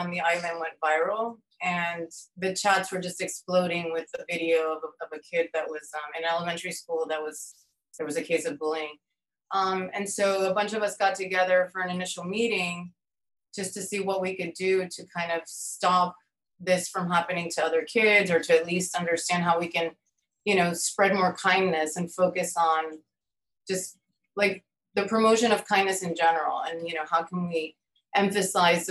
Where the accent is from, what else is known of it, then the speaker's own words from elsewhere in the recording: Miami, Florida, United States; also born or lived in Virginia / Chile / Geneva; I was born in Virginia, and I've lived in Miami, I would say, 90% of my life